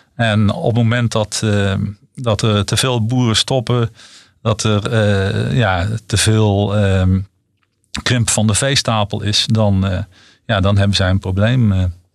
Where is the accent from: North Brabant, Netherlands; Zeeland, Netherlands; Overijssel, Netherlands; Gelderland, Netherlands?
North Brabant, Netherlands; ik kom, ik kom zelf uit Brabant en weliswaar uit de Brabantse stad.